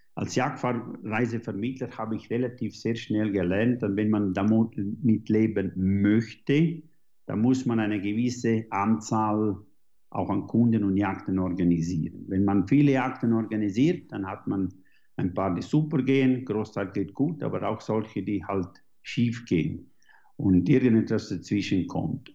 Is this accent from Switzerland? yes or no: yes; Switzerland; also born or lived in New Zealand; Ich jage hier in den äh, Schweizer Bergen, wo ich aufgewachsen bin